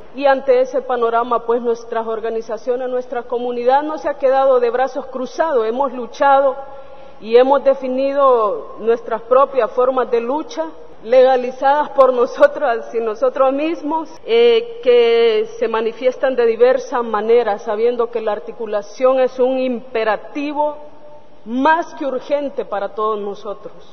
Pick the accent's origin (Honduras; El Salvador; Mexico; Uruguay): Honduras; Lenca territory, southwestern Honduras; Soy de la zona suroccidental de Honduras, territorio lenca